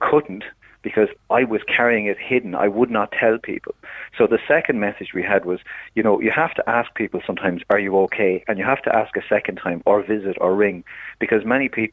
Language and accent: English; Ireland; being an Irish man